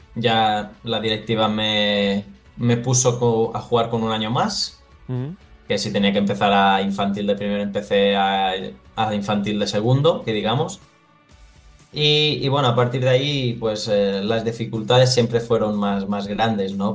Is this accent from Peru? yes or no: no; Porreres, Balearic Islands, Spain; moved away as an adult; now in Thessaloniki, Greece; empecé a, crecer en el, en el Porreras, que, bueno, es, es, mi pueblo